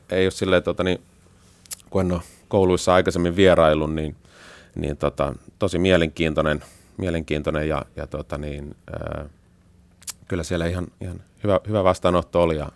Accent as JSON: {"language": "Finnish", "town": "Taipalsaari", "region": "South Karelia", "country": "Finland", "tie": "born or raised there", "said": "kun he kysyvät, niin että mistä, mistä olet kotoisin, ja sitten kun vastaus on Sörrö Kareelen"}